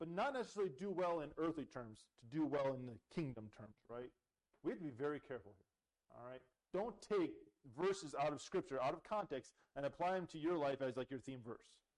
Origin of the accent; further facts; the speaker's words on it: Canada; moved away; I'm Canadian